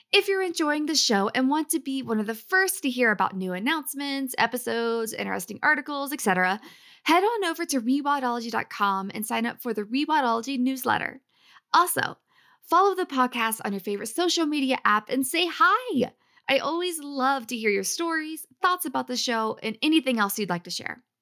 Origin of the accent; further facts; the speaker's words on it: Ohio, United States; we are both Ohioans, just opposite sides of Ohio, but we're both from Ohio.